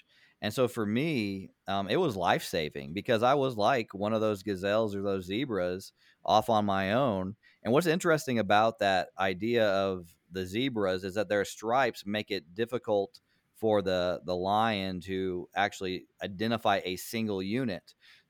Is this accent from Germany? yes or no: no; Senegal; I grew up in Senegal. My parents were missionaries there